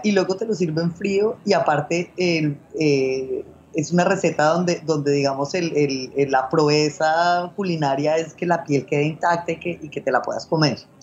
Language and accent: Spanish; Colombia; moved away as an adult; also born or lived in Spain; now in Hong Kong; yo crecí en Colombia, pero luego viví en España, luego he vivido aquí